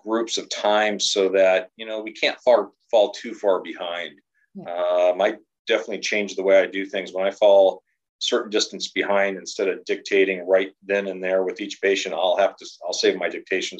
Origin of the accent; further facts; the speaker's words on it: Southern California, United States; growing up in Southern California